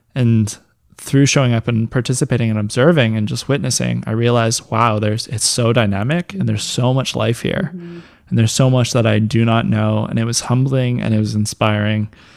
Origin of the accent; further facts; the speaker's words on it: North Vancouver, British Columbia, Canada; the place I grew up in Lynn Valley, uh, British Columbia.